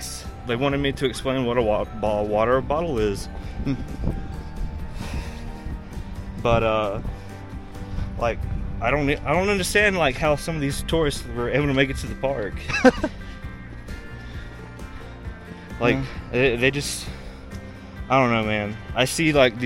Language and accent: English; Mississippi, United States; moved away as an adult; now in Zion National Park, United States; we're from Mississippi